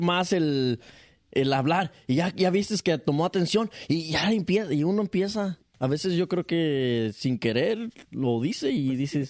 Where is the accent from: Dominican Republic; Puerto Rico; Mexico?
Mexico; uno como, mexicano